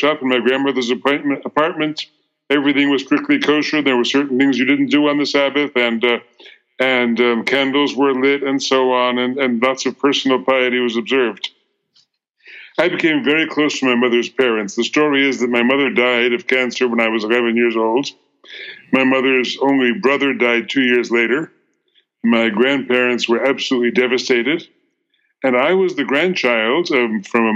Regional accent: United States; I'm an American Jew, third generation in America

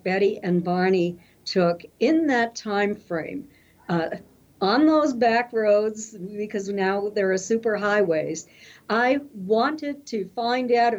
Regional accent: Kingston, New Hampshire, United States; moved away as an adult; also born or lived in Cincinnati, Ohio; I grew up in Kingston, New Hampshire, small town in New Hampshire

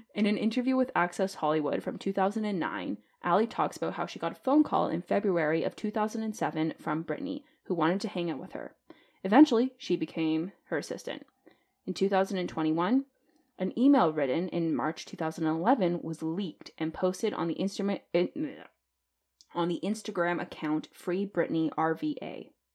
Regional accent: Canada; as a Canadian

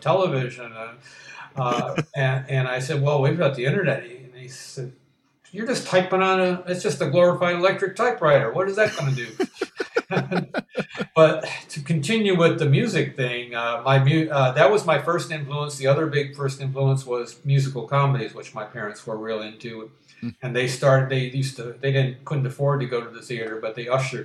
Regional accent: Detroit, Michigan, United States; Motown, which was my hometown's first, in addition to automobiles

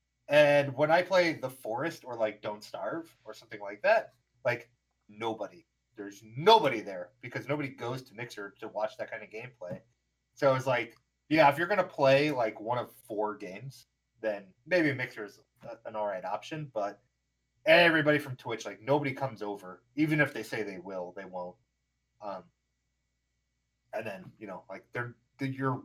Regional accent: Nevada, United States; now in Arizona, United States; I grew up in Nevada. All right. I lived in Nevada for 10 plus years. And I tell people, I'm like, oh, I'm from Nevada.

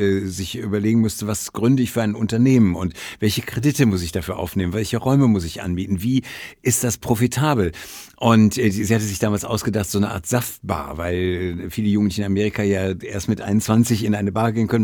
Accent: Essen, North Rhine-Westphalia, Germany; moved away; ich komme ja aus der, aus der Stadt Essen, aus dem äh, Nordwesten, also kannte Oberhausen, Bottrop, äh, Essen

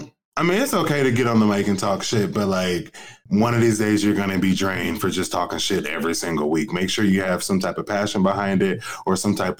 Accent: Portland, Oregon, United States; now in New York, United States; I'm originally from Portland, Oregon. I don't know if you knew that.

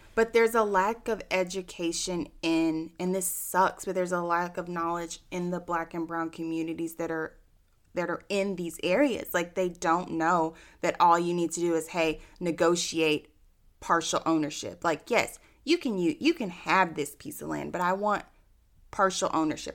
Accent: Austin, Texas, United States; I'm born and raised in Austin

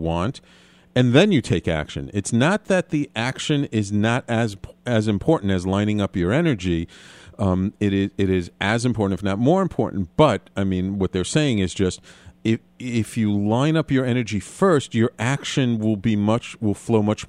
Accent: New York, United States; a native New Yorker like myself

